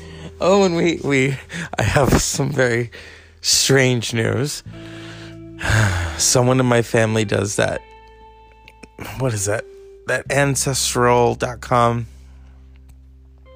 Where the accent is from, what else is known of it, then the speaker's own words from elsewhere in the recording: Mexico; As a Mexican